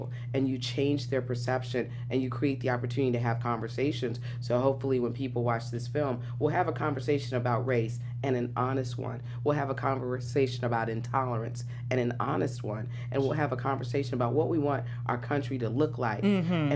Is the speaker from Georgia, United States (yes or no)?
yes; South Georgia, United States; moved away; growing up in South Georgia